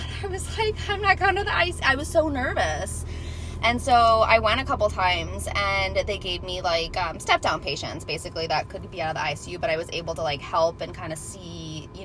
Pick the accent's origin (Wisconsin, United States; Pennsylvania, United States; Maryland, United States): Wisconsin, United States; moved away as an adult; also born or lived in Milwaukee, Wisconsin / San Diego, California; I was born and raised in Wisconsin.